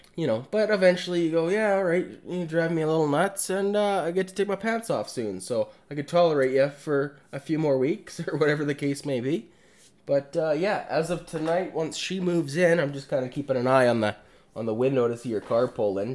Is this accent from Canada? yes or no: yes; Alberta, Canada; I'm from Alberta